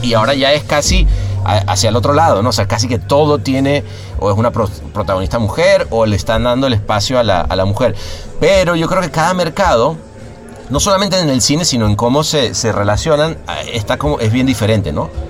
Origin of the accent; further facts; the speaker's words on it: Venezuela; moved away; mi país